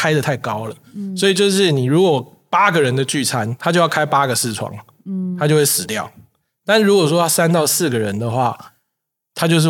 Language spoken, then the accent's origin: Chinese; Kaohsiung, Taiwan; 因为最大场就是我说高雄那一场，那一场印象很深刻，是因为我的家乡我是高雄人，